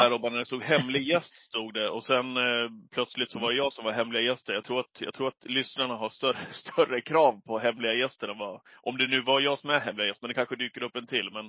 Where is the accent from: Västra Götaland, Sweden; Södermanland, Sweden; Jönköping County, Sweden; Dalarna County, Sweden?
Dalarna County, Sweden; Leksand; Och eh, vi, eller jag är uppväxt i, i Leksand i Dalarna, men eh, vi var väldigt mycket uppe hos min farmor och farfar när jag var yngre.